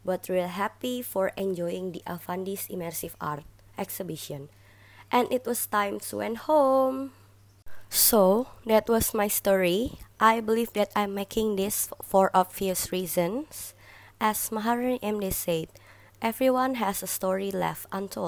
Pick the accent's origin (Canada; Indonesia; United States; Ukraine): Indonesia; Jakarta; was born and raised in Jakarta, Indonesia.